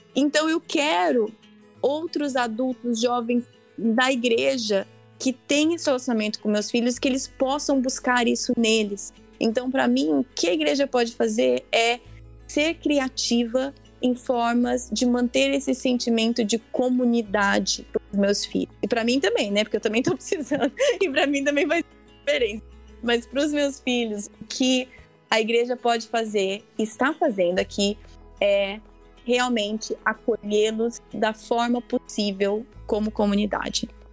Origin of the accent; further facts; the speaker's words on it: Brazil; moved away as an adult; also born or lived in Spain; now in United States; Eu nasci aqui nos Estados Unidos, mas eu fui para o Brasil com 10 meses de idade. Então, eu cresci no Brasil